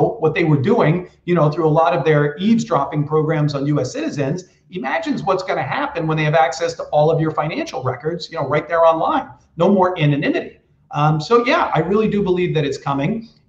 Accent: New Hampshire, United States; I grew up in the Northeast of the United States in New Hampshire.

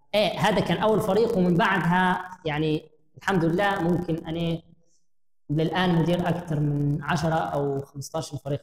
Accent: Libya; also born or lived in Jordan; إحنا كمواطنين ليبيين

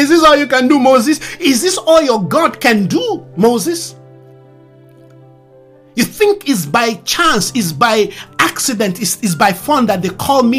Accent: Nigeria; English is a second language; English is not my mother's tongue. I learned it. Consciously, unconsciously, I learned it. But I'm not an English person. I'm a Yoruba man from Nigeria

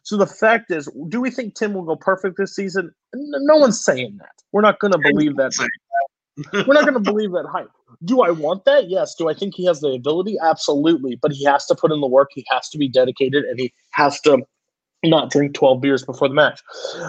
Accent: Brooklyn, New York, United States; I'm from Brooklyn.

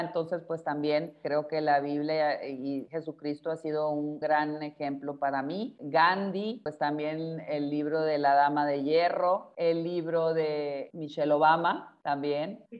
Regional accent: Sinaloa, Mexico; moved away; en el estado de Sinaloa, que es donde yo nací y allá está la casa donde yo crecí

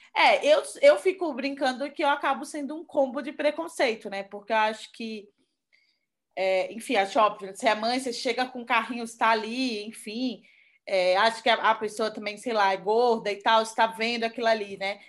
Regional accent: Recife, Pernambuco, Brazil; moved away as an adult; now in São Paulo, Brazil; eu sou de Recife, eu moro aqui quatro anos

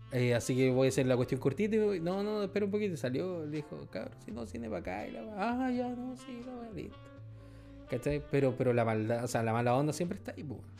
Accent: Punta Arenas, Magallanes, Chile; Ya, porque yo soy de Punta Arena y la weá, ya, perfecto.

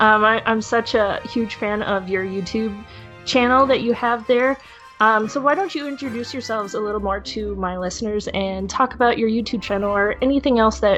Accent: near Disneyland Park, California, United States; I grew up near Disneyland Park

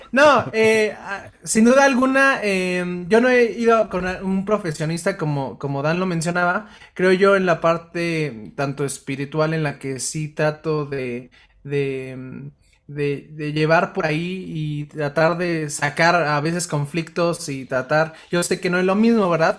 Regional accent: Mexico; a los mexicanos, pues nos, educaron a base de películas y novelas

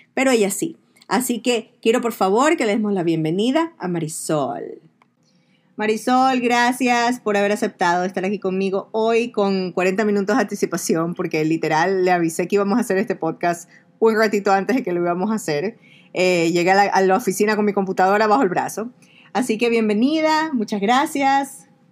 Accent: Ecuador; moved away; en mi país, escuchamos el cholo ese. El cholo en Ecuador

